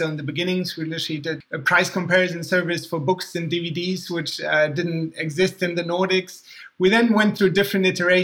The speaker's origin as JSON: {"language": "English", "country": "Germany", "tie": "born or raised there", "also_born_or_lived": "Boston, United States", "accent": "slightly confusing accent", "moved": "as an adult", "said": "I was born in Germany, mostly grew up in Germany, and studied in Boston at Tufts University"}